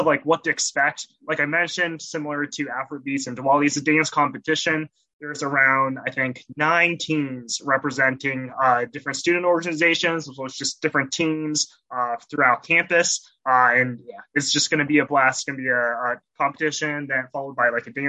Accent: Portland, Oregon, United States; moved away as an adult; also born or lived in Columbus, Ohio / Ann Arbor, Michigan; I'm originally from Portland, Oregon

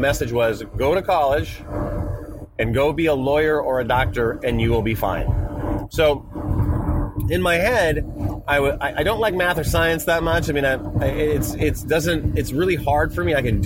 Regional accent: North Dakota, United States; when I was growing up, I grew up in North Dakota, really small town.

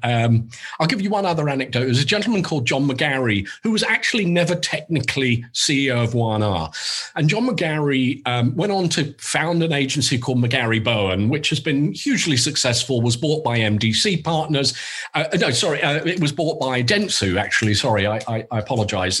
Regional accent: England, United Kingdom; accent: English; moved away as an adult; now in New York, United States

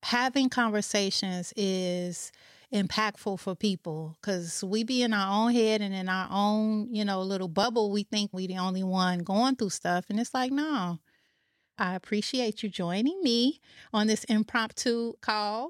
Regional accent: Chicago, Illinois, United States; moved away; I am originally from Chicago

